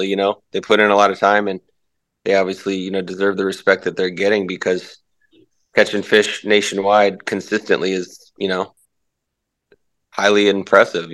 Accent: Orlando, Florida, United States; I was born in Florida. I was born at Florida Hospital in Orlando Winter Park.

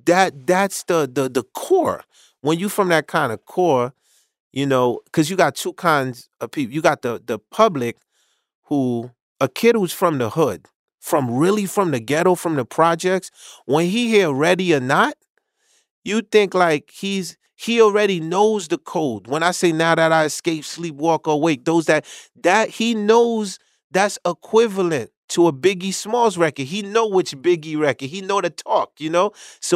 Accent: Haiti; once again, I came from Haiti, so I didn't.

